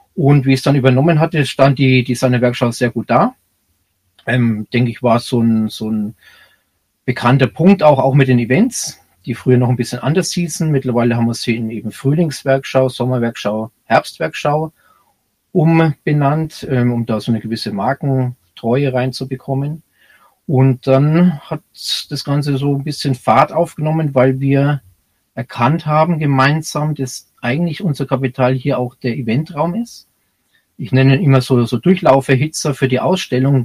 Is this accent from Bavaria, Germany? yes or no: yes; Bayreuth, Bavaria, Germany; accent: Franconian; now in Munich, Germany; ich bin aus Bayreuth